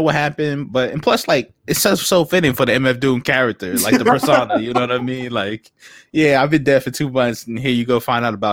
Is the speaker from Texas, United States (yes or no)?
no; Uniondale, New York, United States; I'm from Uniondale